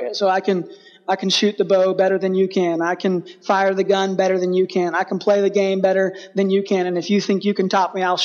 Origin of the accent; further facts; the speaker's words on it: Texas, United States; I grew up in Texas